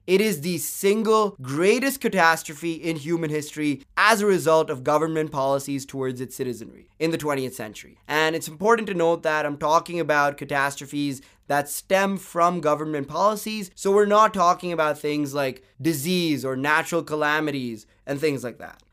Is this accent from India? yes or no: yes; India; My home country, India